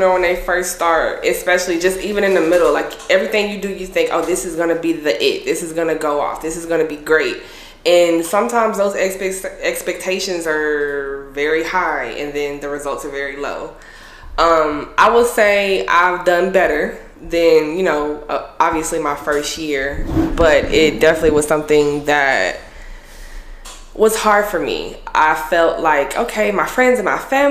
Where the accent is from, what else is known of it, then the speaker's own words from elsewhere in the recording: Austin, Texas, United States; I am based out of Austin, Texas. This is my hometown. I'm a true Austinite.